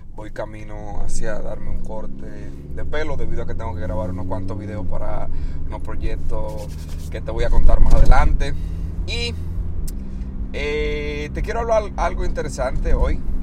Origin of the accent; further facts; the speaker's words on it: Dominican Republic; moved away as an adult; República Dominicana, donde yo soy, soy de República Dominicana, llegué a este país a los 18 años